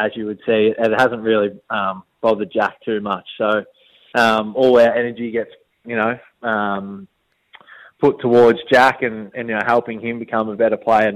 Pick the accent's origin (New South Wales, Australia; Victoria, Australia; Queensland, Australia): Victoria, Australia; Tallygaroopna; also born or lived in Katandra; I was born in Tallygroot